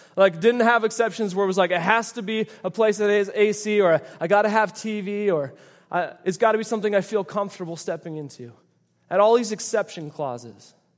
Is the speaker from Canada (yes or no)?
yes; Canada; moved away; I grew up in Canada